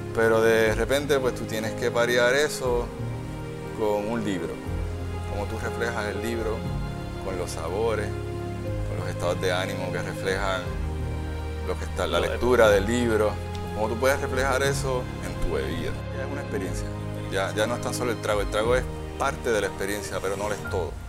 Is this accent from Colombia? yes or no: no; San Juan, Puerto Rico; also born or lived in Santurce, San Juan; Yo, yo soy de Río Piedra, pero nací en Santurce